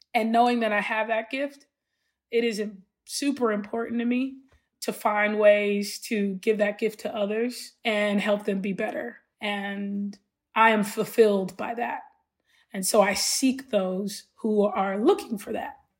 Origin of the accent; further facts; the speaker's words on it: Los Angeles, California, United States; growing up in Los Angeles and South Central LA and Watts in particular, with the family I grew up